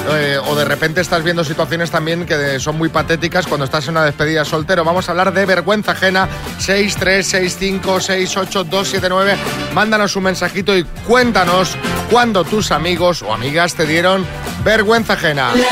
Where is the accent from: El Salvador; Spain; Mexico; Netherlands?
Spain; Castile and León; fue en la fiesta de mi pueblo, en Burgos, un pueblecito de Burgos